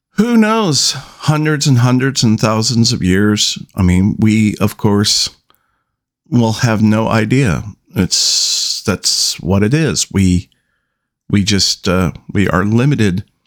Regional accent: United States; I am an American

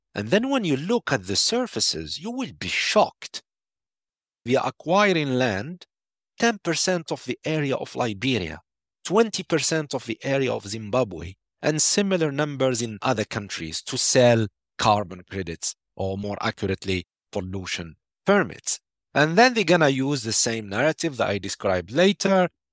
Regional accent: Algeria; my home country, Algeria

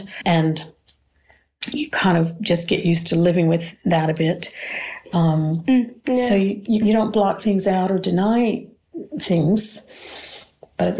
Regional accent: United States; moved away; I'm from America

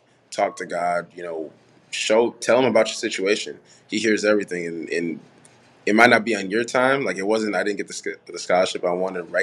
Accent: Farmington Hills, Michigan, United States; also born or lived in Haiti; I'm originally from Haiti, but we grew up in Michigan, Farmington Hills, Detroit area

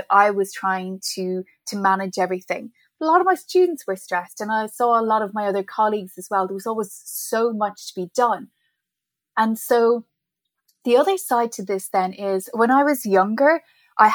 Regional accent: Ireland; moved away as an adult; also born or lived in Middle East; now in New York City, United States; So I'm originally from Ireland. I'm not a New Yorker, as you can probably tell by my accent

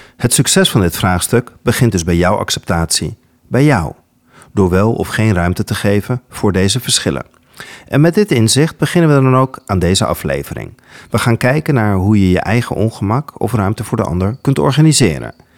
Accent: Netherlands; Als kind ben ik namelijk grootgebracht met het Nederlands perspectief op de Gouden Eeuw

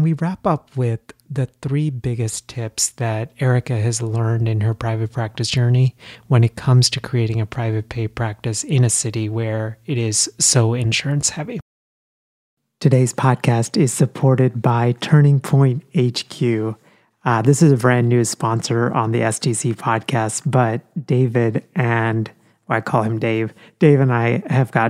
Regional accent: Texas, United States; moved away as an adult; also born or lived in India; now in Philadelphia, United States; I spent most of my childhood and college years in Texas

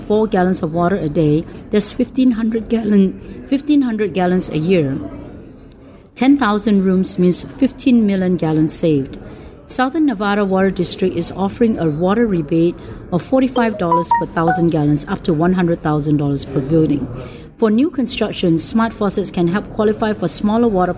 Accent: Singapore; moved away

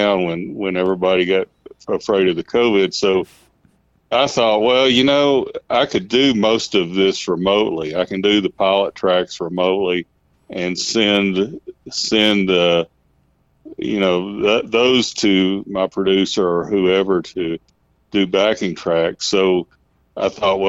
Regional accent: Sheffield, Alabama, United States; now in Trinidad, United States; where I grew up in Alabama and Sheffield near Muscle Shoals

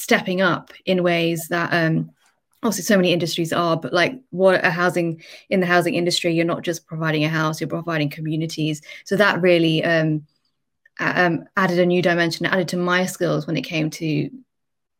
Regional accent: Birmingham, West Midlands, United Kingdom; also born or lived in London; I'm originally from the Midlands, so I came back to Birmingham

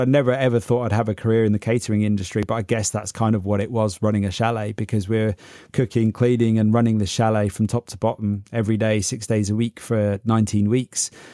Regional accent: Oxford, South East England, United Kingdom; also born or lived in Berlin, Germany / London; I grew up around Oxford

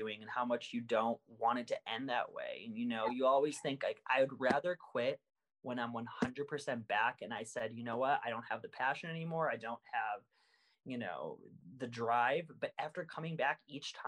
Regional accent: Bulgaria; moved away; I was born in Bulgaria.

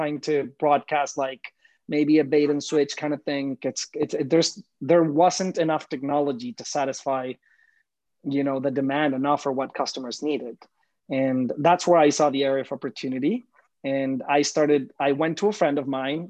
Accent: Mexico; moved away as an adult; now in New York City, United States; I'm originally from Mexico, proud Mexican here, born and raised. So for the maybe first 25 years of my life or more, I lived in Mexico

